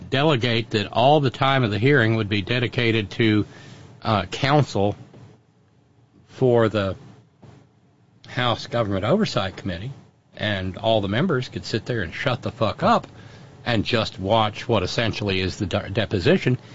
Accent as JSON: {"language": "English", "region": "Kentucky", "country": "United States", "said": "Yeah, I'm a farmer from Kentucky, and I wouldn't recommend that."}